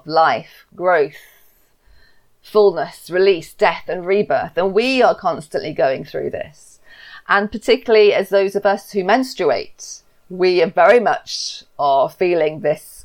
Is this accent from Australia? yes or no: no; England, United Kingdom; I'm English. I've lived in the UK my whole life.